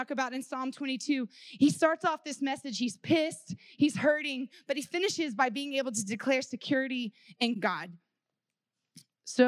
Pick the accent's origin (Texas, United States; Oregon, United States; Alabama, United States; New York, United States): Texas, United States; I grew up in Texas, and I grew up in the Bible Belt